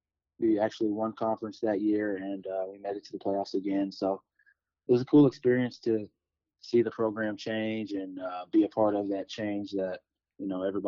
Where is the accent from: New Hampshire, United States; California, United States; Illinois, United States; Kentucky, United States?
Kentucky, United States; Louisville; moved away; I'm from Louisville, Kentucky